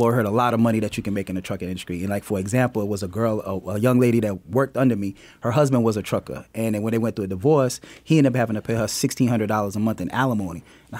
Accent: South Carolina, United States; also born or lived in Queens, New York; now in Atlanta, United States; Just like you said, I was born in Queens, New York, raised in South Carolina. Moved to Atlanta, came to Atlanta in 1996 to go to school and stayed in Atlanta, loved Atlanta

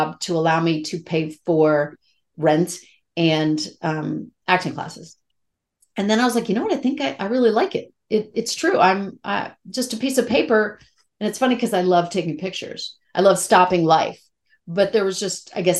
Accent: Rockville, Maryland, United States; moved away as an adult; also born or lived in New York City; I grew up in Rockville, Maryland

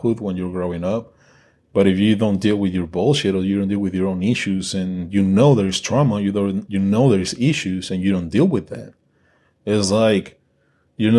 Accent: Mexico; English is a second language; I'm Mexican and English is my second language

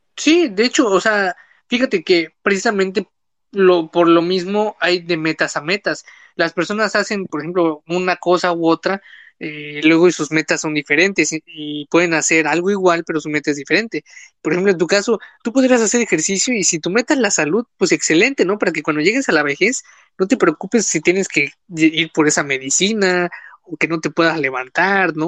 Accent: Quintana Roo, Mexico; yo soy del sur, yo soy de Quintana Roo

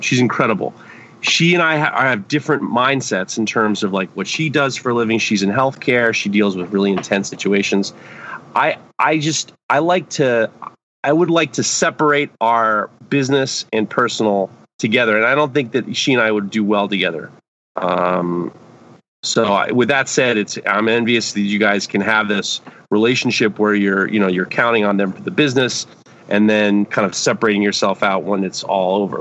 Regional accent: New York City, New York, United States; When I was growing up in New York City, I used to clean the tree pits on Park Avenue

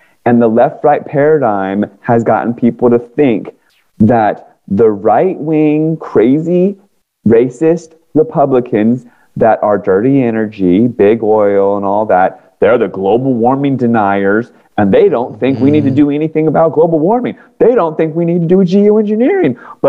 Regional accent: Washington, District of Columbia, United States; because I grew up in Washington, D.C. area. All my friends ended up working for Booz Allen Hamilton, Northrop Grumman, all these government contractors. Mm-hmm. I moved to California.

